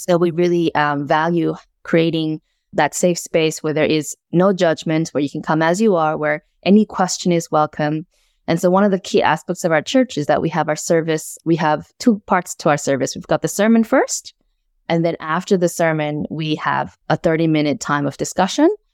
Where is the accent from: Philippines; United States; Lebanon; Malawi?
United States; moved away as an adult; also born or lived in South Korea; now in Melbourne, Australia; immigrated to the U S when I was eight, lived there for the rest of my life, began doing ministry, pastoral ministry in America